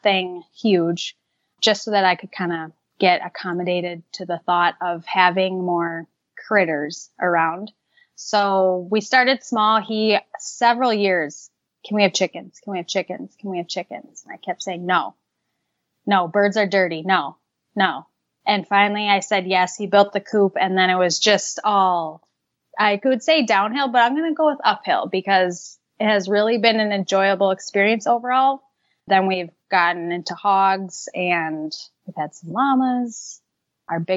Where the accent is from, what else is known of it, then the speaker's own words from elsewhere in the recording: Gurnee, Illinois, United States; now in northern Wisconsin, United States; I'm originally from Gurnee, Illinois